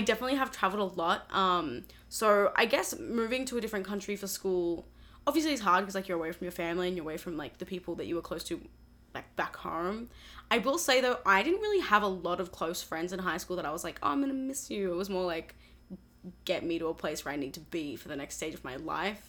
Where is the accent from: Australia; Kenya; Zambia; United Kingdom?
Australia; moved away as an adult; now in Boston, United States; I am 20 years old. I'm from Australia, but I'm studying at Berklee College of Music